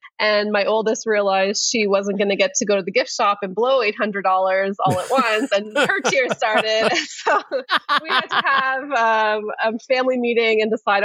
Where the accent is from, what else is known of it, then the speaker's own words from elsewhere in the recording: Canada; we're Canadian